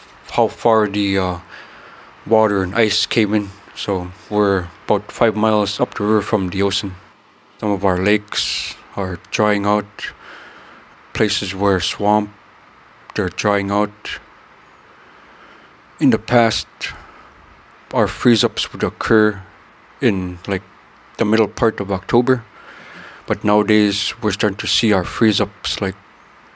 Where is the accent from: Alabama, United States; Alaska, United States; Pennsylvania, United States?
Alaska, United States; Kotlik; Kotlik is located on the north mouth of the Yukon Delta. It's a Yupik Eskimo community in rural Alaska. We are a community that still practice and rely on a subsistence